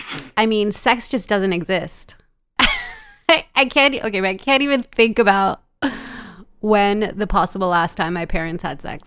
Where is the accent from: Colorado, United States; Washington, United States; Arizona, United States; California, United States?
California, United States; Los Angeles; also born or lived in El Salvador; I live in the suburbs. I'm raising two bicultural children. I'm from El Salvador, but grew up in Los Angeles in a very traditional Latin household.